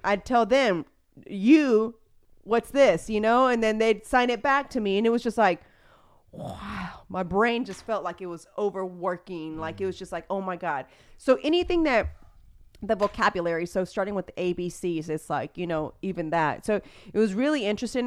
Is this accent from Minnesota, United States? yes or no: no; Houston, Texas, United States; I am from Spring Branch